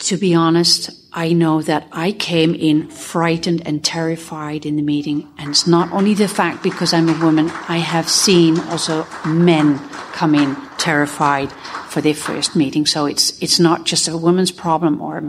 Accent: Netherlands; I'm a sexaholic from Holland

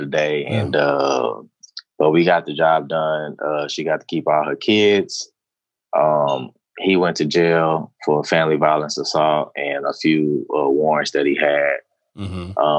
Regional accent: Houston, Texas, United States; I'm from the Northeast side of Houston. So I chose this area on purpose because I grew up there

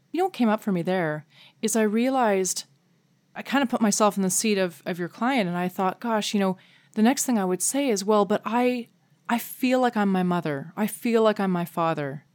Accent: Canada; as a Canadian

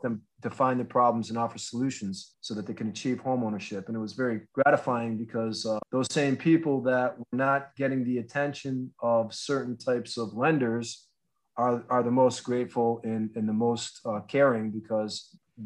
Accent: Northampton, Massachusetts, United States; also born or lived in Berkshires, Massachusetts / Otis, Massachusetts; I grew up in Northampton, Massachusetts

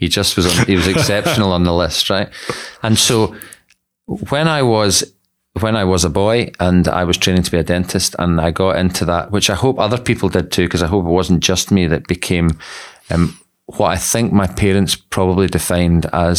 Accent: Scotland, United Kingdom; And so I'm from Scotland, and not a lot of people appreciate that because my accent is so homogenous now.

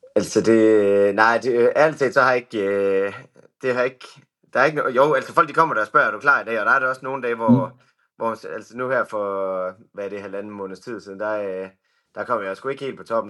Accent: Skanderborg, Central Denmark Region, Denmark; jeg kommer egentlig fra Aarhusområdet, nærmere mm-hmm. betegnet Skanderborg

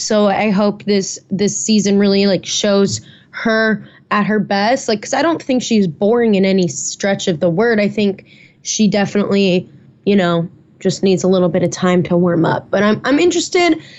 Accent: Naperville, Illinois, United States; moved away; I'll be in the Chicago suburbs for that back in my hometown, Naperville

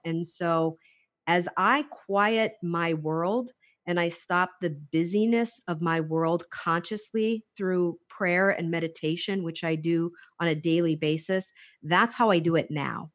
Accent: Hawaii, United States; also born or lived in Clawson, Michigan; I was actually raised on the islands. I was, uh, started off on Oahu

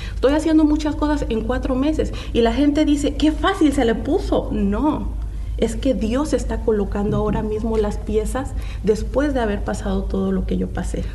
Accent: Mexico; moved away; regresé a mis inicios y pude ver la pobreza y escasez que hay en mi país

